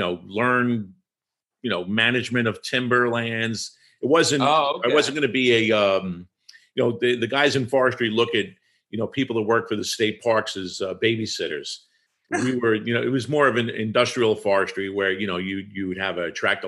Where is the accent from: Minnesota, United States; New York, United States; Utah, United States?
New York, United States; Long Island; also born or lived in Tennessee; I grew up on Long Island